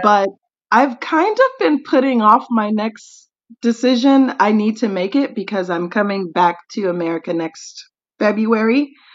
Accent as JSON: {"language": "English", "region": "Tennessee", "country": "United States", "also_born_or_lived": "Nashville metro area", "moved": "as an adult", "lives_now": "South Korea", "said": "I am from Tennessee, USA"}